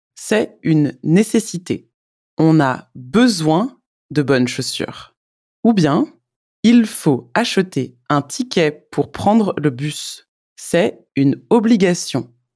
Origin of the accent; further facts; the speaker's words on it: France; Je suis française